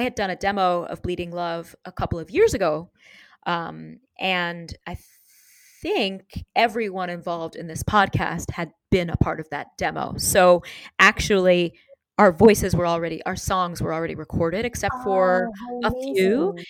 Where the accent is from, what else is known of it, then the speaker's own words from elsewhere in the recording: New York, United States; Because of growing up in New York, I can be in a new city or a new town and very, very quickly understand the lay of the land.